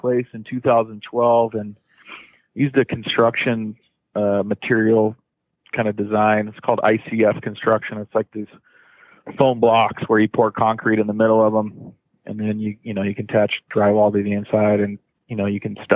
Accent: Folsom, California, United States; moved away; Born and raised in Northern California. Used to be a small little town, Folsom, California

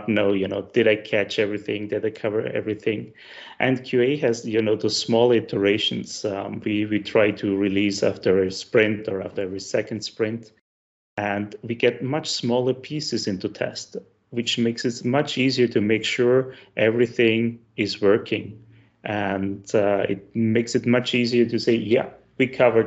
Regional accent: Styria, Austria; I'm from the south of Austria. So if any of your listenings are wondering why my accent sounds familiar, that's because I'm from the same area as Arnold Schwarzenegger

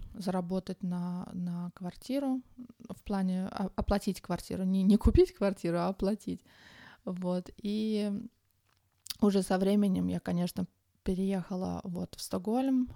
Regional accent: Tashkent, Uzbekistan; moved away as an adult; now in Sweden; я родом из Ташкента. В Швеции я живу уже около 21 года

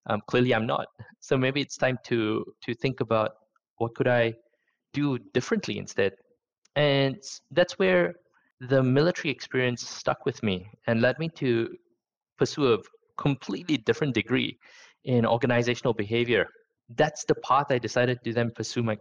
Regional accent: Singapore; moved away as an adult; also born or lived in Sydney, Australia / Zurich, Switzerland; I was born, educated in Singapore, did my military service in Singapore, went to college in Singapore

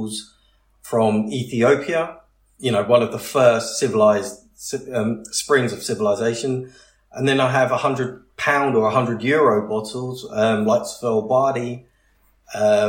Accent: United Kingdom; being very British

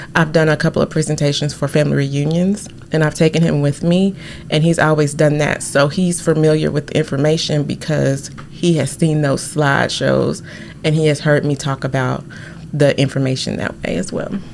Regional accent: Arkansas, United States; I am from Arkansas, sixth generation

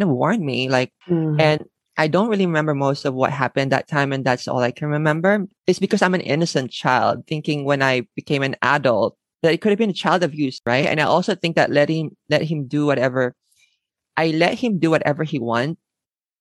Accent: Manila, Metro Manila, Philippines; moved away as an adult; now in Tokyo, Japan; I was born and raised in the Philippines

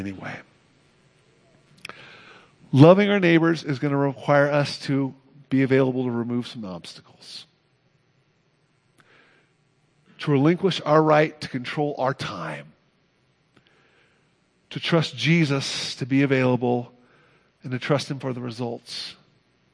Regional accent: Oakland, California, United States; I grew up on Bridgeview Drive, 4321 Bridgeview Drive, Oakland, California

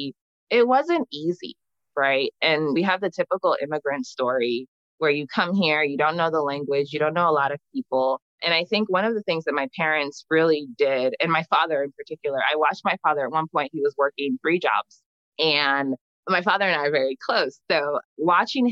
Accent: New Jersey, United States; also born or lived in Freetown, Sierra Leone; I was born in Freetown and my family immigrated to the U.S. when I was young because of the war. So I grew up in New Jersey.

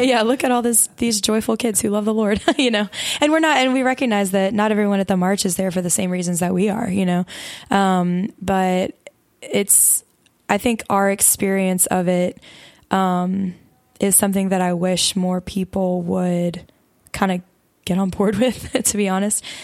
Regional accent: Mobile, Alabama, United States; moved away as an adult; now in Louisiana, United States; I'm not from Louisiana originally. I'm from Mobile, Alabama

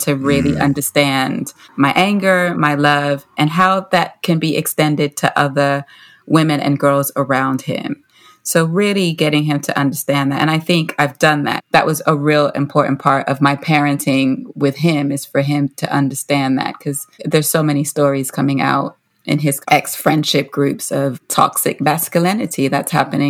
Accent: Haiti; now in London, United Kingdom; I was from Haiti

